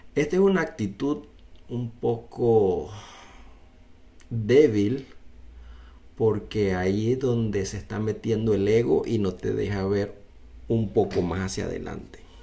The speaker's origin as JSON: {"language": "Spanish", "country": "Panama", "tie": "born or raised there", "also_born_or_lived": "United States", "moved": "yes", "said": "yo vine de una familia de clase media alta, vamos a decir, no vamos a decir que éramos millonarios ni tampoco éramos pobres, pero yo salí de Panamá"}